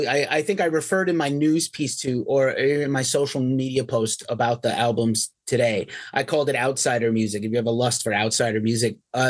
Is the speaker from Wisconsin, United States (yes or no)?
no; New York City, New York, United States; now in California, United States; I'm from New York City originally. I live in California now.